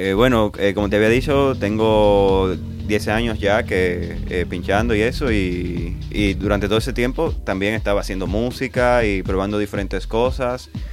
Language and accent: Spanish; Santo Domingo, Distrito Nacional, Dominican Republic; moved away as an adult; now in Barcelona, Spain; yo vengo de República Dominicana, de la ciudad de Santo Domingo, y ahí me inicié como DJ, como productor durante muchísimos años. Apenas tengo un mes acá en Barcelona